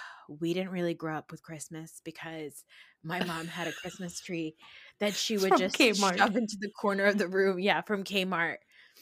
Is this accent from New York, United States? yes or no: no; Maryland, United States; born there; I was born in Maryland.